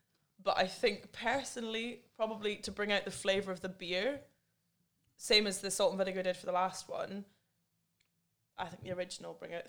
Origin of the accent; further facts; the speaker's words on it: England, United Kingdom; born there; I was born in England, so I'm allowed to say that they're wrong.